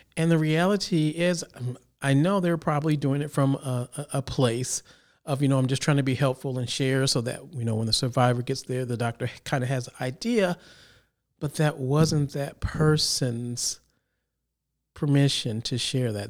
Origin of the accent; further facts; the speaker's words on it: Chicago, Illinois, United States; now in Sacramento, United States; originally I'm from Illinois, Chicago area